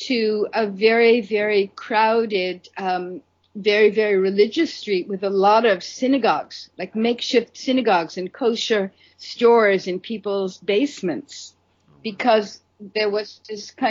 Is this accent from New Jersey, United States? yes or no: no; New York City, New York, United States; I grew up in Brooklyn, New York